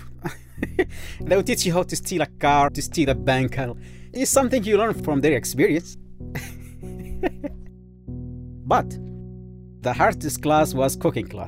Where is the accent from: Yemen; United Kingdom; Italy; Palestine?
Yemen; moved away as an adult